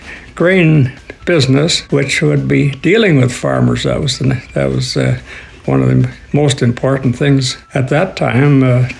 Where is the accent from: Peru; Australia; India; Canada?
Canada; Western Canada; born or raised there